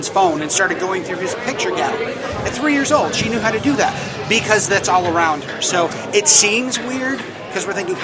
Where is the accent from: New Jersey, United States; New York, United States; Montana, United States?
New York, United States; accent: New York; I'm from New York, and I think that this is a New York accent.